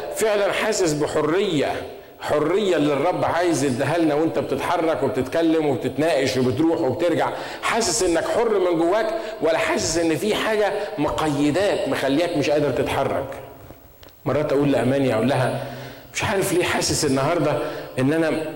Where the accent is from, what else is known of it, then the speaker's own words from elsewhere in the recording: Egypt; عندنا في مصر